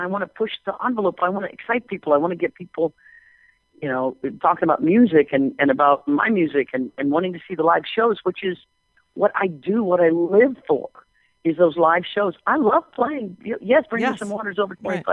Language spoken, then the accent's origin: English; Kansas, United States; moved away; I grew up in Kansas